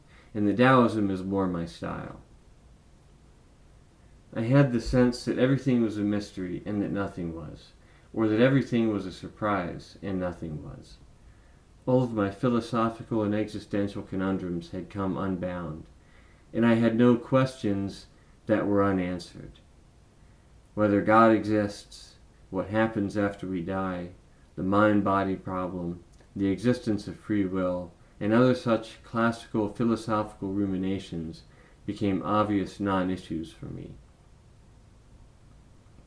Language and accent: English; the South, United States